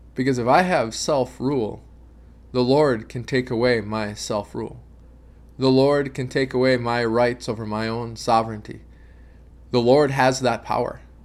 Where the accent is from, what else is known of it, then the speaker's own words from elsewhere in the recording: United States; as American Christians